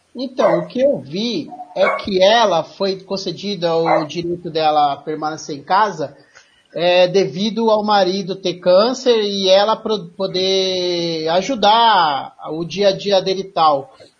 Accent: Campinas, São Paulo, Brazil; E eu sou daqui de Campinas, sou do interior de São Paulo.

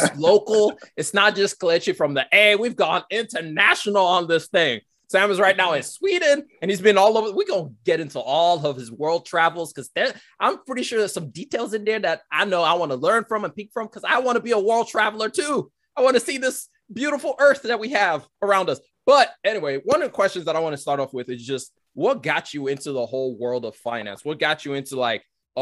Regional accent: Nigeria; now in United Kingdom; I'm from Nigeria originally. My parents and I, we moved here in a number of years ago, 12, 14 years ago or so

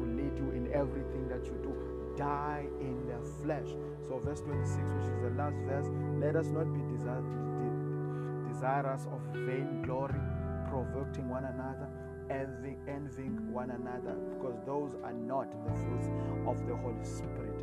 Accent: South Africa; I am Latter-day Preacher. I come from South Africa

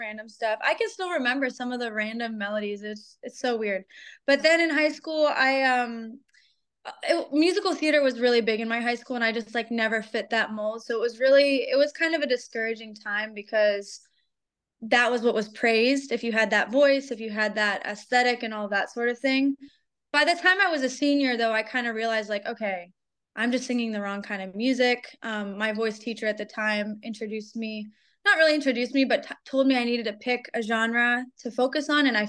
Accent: Pittsburgh, Pennsylvania, United States; now in Atlanta, United States; I'm based in Atlanta, but I'm from Pittsburgh originally

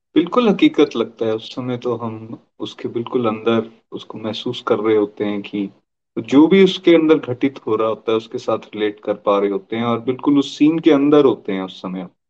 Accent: Chamba, Himachal Pradesh, India; मैं एक एडवोकेट हूँ मैं चंबा का रहने वाला हूँ

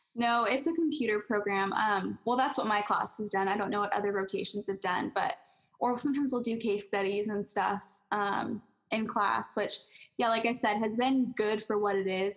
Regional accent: California, United States; moved away as an adult; also born or lived in College Place, Washington; I am from California and I wasn't used to being away from home

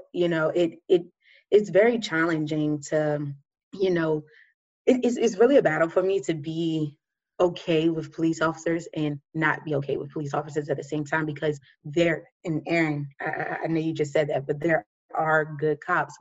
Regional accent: Oxon Hill, Glassmanor area, Maryland, United States; I grew up in Austin Hill, Glassman area. If you know anything about Glassman, you know, it's not the, you know, best area, I guess, but it's my city. That's where I'm from and I love it

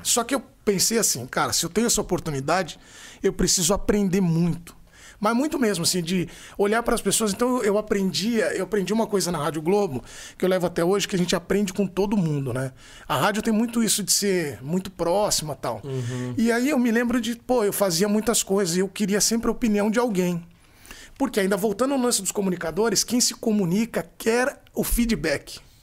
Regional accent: São Paulo, Brazil; also born or lived in Americana / Campinas; Eu sou de São Paulo, mas eu morei em Americana, fiz faculdade em Campinas, eu amo o interior de São Paulo

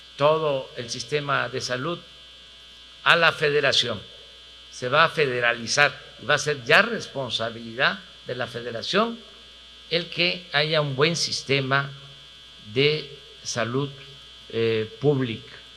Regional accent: Tabasco, Mexico; yo soy de la República del Chocolate

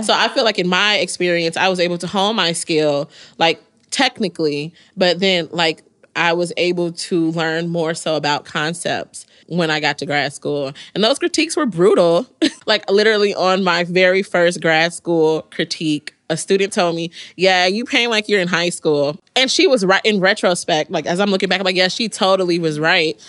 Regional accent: Mississippi, United States; now in New Jersey, United States; I was from Mississippi

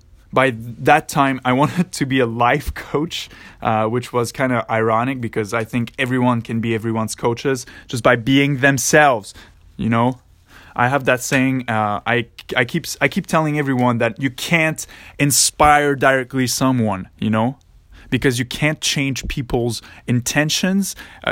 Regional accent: Montreal, Quebec, Canada; I was in a cégep, because I'm from Quebec in Montreal, close to Montreal in Canada.

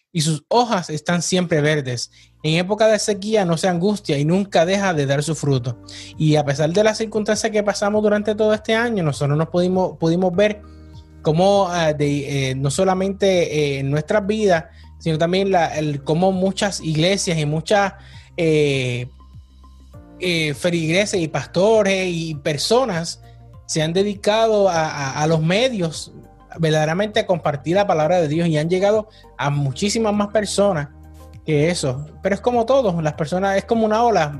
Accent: Puerto Rico; nosotros todavía seguimos época navideña porque somos puertorriqueños

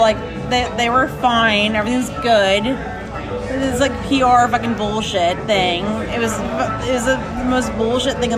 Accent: United States; I'm American

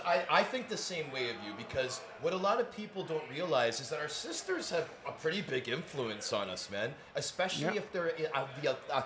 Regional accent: Toronto, Ontario, Canada; we're both Toronto boys, okay?

